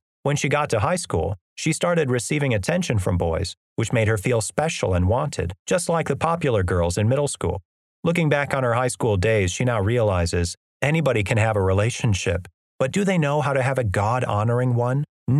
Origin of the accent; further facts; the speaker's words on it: Amarillo, Texas, United States; All the same stuff that I was wrestling with in my hometown of Amarillo was waiting for me in Dallas.